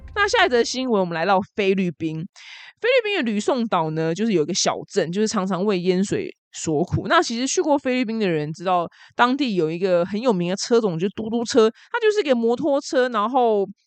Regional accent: Taiwan; 我们台湾人

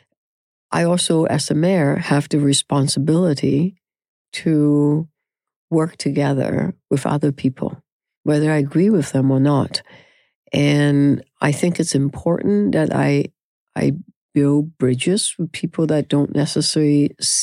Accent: Canada; we are so Canadian

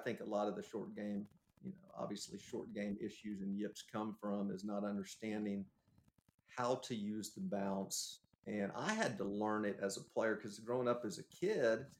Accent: Texas, United States; growing up in Texas

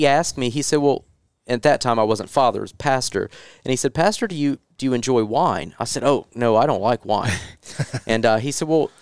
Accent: Kentucky area, Tennessee, United States; I'm from Tennessee, Kentucky area

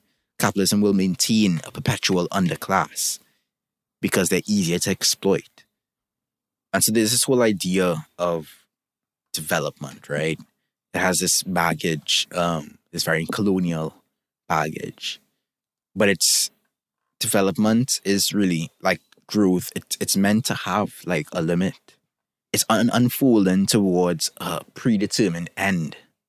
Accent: Trinidad & Tobago; I'm from Trinidad and Tobago, for those who don't know

